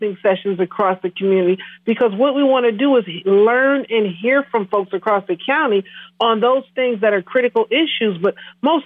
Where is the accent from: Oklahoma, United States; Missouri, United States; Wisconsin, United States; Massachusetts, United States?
Wisconsin, United States; Milwaukee; also born or lived in Menomonie, Wisconsin / Oshkosh, Wisconsin; I was born and raised in Milwaukee, Wisconsin